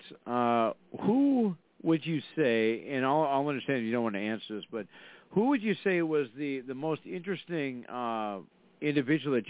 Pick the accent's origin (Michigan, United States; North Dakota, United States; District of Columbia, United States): North Dakota, United States; Fargo; I'm from Fargo, North Dakota